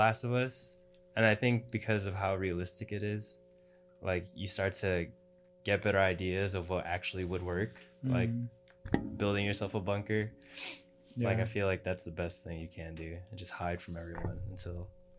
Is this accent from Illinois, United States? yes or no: yes; Chicago, Illinois, United States; as a Chicagoan